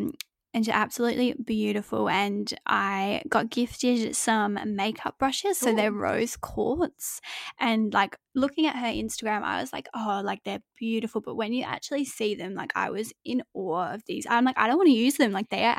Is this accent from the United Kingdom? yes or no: yes; England, United Kingdom; because like I grew up in England, so it's constantly cold and raining